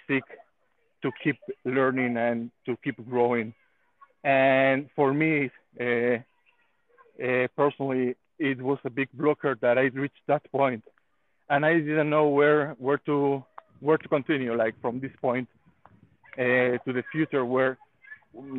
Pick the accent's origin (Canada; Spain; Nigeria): Spain; moved away as an adult; now in Israel; I'm from Spain, and I actually live in Israel. I've been living here in Israel for 9 years